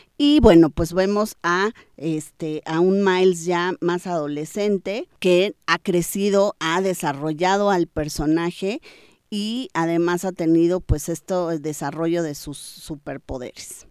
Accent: Mexico

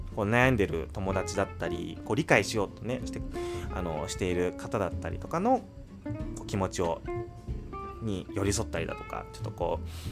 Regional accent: United States; also born or lived in New York; アメリカで生まれて

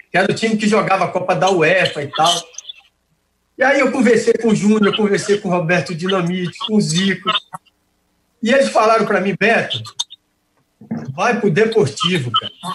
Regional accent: Brazil; also born or lived in Salvador, Brazil / Rio de Janeiro, Brazil; eu estou aqui no meu país

